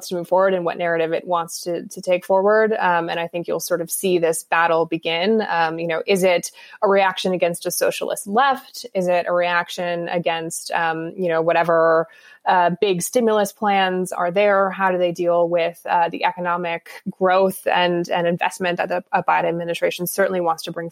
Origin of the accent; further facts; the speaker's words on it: United States; as an American